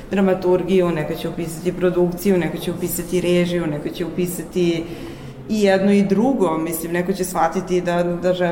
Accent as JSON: {"language": "Croatian", "town": "Pančevo", "region": "Vojvodina", "country": "Serbia", "tie": "born or raised there", "said": "Pančevo, moj rodni kraj, mislim, grad u kome sam rođena."}